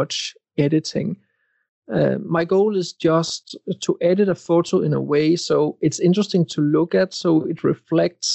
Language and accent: English; Denmark; I am from Denmark